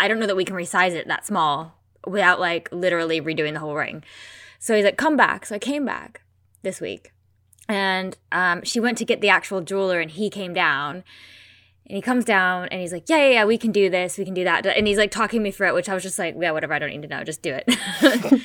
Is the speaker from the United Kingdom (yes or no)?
no; United States; I'm American.